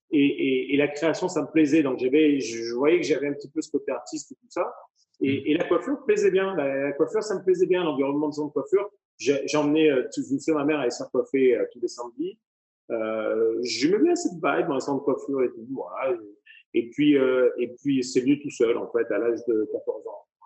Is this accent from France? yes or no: yes; Avignon, Provence-Alpes-Côte d'Azur, France; moved away as an adult; also born or lived in Courchevel / Saint-Tropez; now in Las Vegas, United States; originaire d'Avignon, dans le sud de la France. j'ai fait mes armes, mes études donc sur Avignon, j'ai grandi sur Avignon.